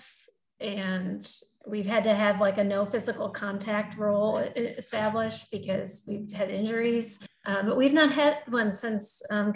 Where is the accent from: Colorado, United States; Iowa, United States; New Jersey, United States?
Iowa, United States; now in Arkansas, United States; I was born in Iowa even